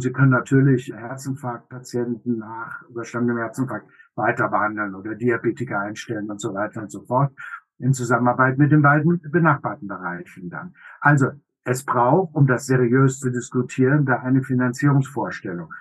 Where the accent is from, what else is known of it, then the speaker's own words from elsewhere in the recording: Germany; bei uns in Deutschland